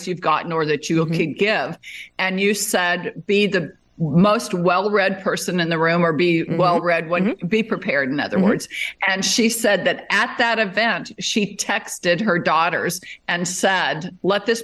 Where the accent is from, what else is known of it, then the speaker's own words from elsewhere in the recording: Las Vegas, Nevada, United States; moved away as an adult; also born or lived in Arizona; now in Texas, United States; I grew up in Las Vegas